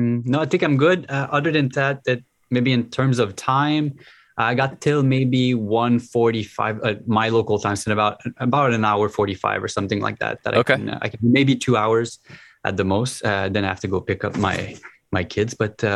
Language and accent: English; Gatineau, Quebec, Canada; English is a second language; now in Ottawa, Canada; I grew up on the Quebec side, so which is in Gatineau, which is probably like 15, 20 minutes from here. So like really close to the border. So that's why I was introduced to English fairly early.